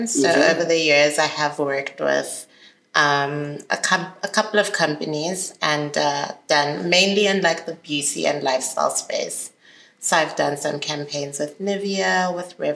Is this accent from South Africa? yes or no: yes; Johannesburg, Gauteng, South Africa; also born or lived in Zambia / Cape Town; I moved to Johannesburg when I was 8. So my mom is Zambian, like I said, and my dad is South African. So I was born and raised there and then predominantly grew up in Joburg. Went to primary school here, went to high school here